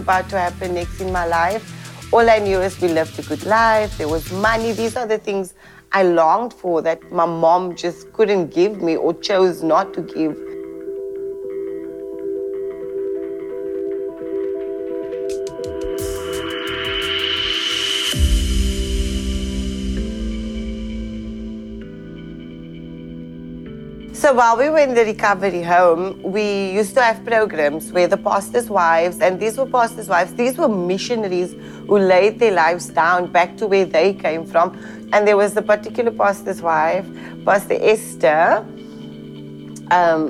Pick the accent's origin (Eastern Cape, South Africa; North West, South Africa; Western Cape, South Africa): Western Cape, South Africa; Cape Town; I'm from Cape Town, South Africa.